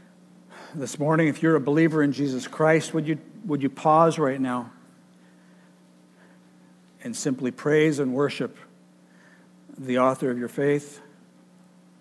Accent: Michigan, United States; the fruit orchards and the vineyards where I grew up in Michigan

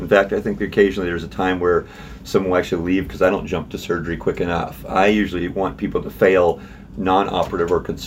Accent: Missouri, United States; also born or lived in St. Louis / Kansas City / Kirksville; I'm a Missouri boy. I grew up in Missouri my whole life.

